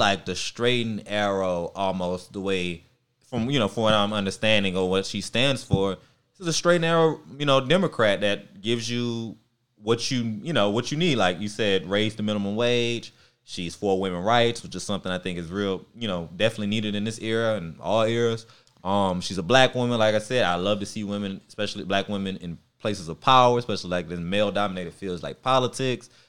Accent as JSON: {"language": "English", "town": "Baton Rouge", "region": "Louisiana", "country": "United States", "said": "I'm from North Baton Rouge"}